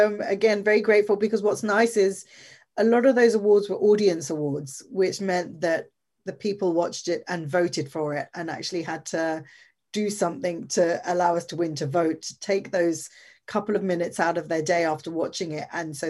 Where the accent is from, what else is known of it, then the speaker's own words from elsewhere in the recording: England, United Kingdom; Well, it's interesting, because in England, where America goes, we can normally say that England's going to follow in a little bit. And so you got Trump, and then we got Boris Johnson